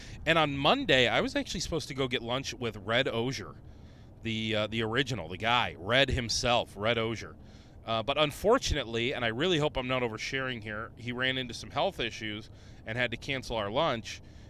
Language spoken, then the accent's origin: English; Rochester, New York, United States; I go, oh, you know what? I'm from Rochester. There's always a shooting in the area.